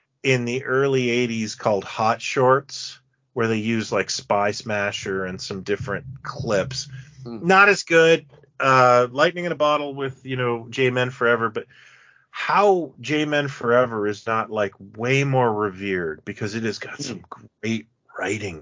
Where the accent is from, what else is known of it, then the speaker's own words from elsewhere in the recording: Canada; I'm from Canada